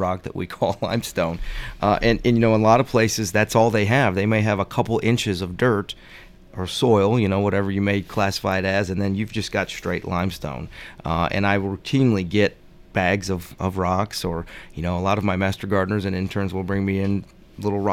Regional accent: Cleveland, Ohio, United States; as a child, I grew up in Cleveland, Ohio

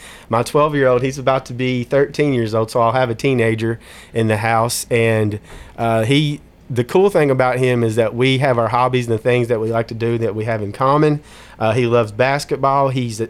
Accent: Smyrna, Tennessee, United States; So born and raised in Smyrna, Tennessee. I graduated from Smyrna High School in 2000.

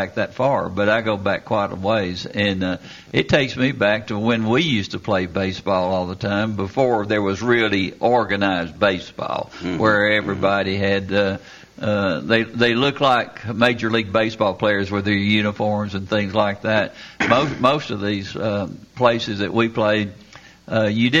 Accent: Rutherford County, Tennessee, United States; when I was growing up in Rutherford County

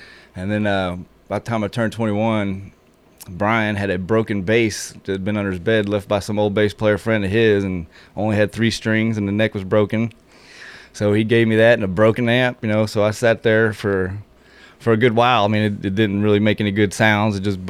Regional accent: Murfreesboro, Tennessee, United States; also born or lived in St. Louis, Missouri; But I've been a Murfreesboro resident for the majority of my life. I guess we moved here in 88 from St. Louis.

